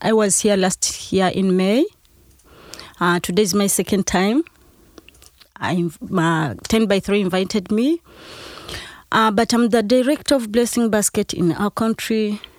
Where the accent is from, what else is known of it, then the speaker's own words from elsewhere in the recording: Uganda; I came from Uganda.